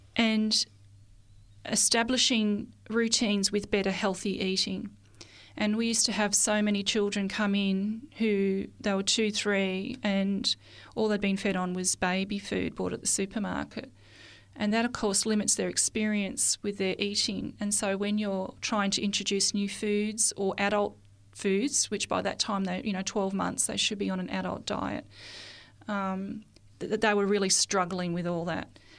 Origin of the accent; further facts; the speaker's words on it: Mount Beauty, Victoria, Australia; also born or lived in Melbourne; I was born in Melbourne, and when I was about seven years old, my parents decided to move to the country. And we moved to a little area in northeast Victoria, in Australia